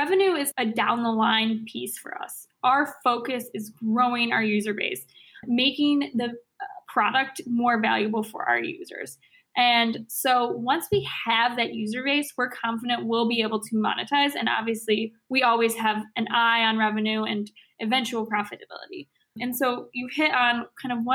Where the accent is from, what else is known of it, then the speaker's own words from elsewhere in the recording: Chicago, Illinois, United States; I'm from Chicago. I love this city.